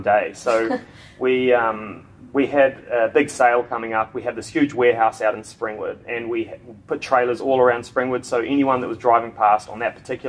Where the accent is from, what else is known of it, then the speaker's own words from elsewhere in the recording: Queenstown, Otago, New Zealand; moved away as an adult; also born or lived in Gold Coast, Australia; now in Australia; I'm from Queenstown in New Zealand, and I left high school and got an apprenticeship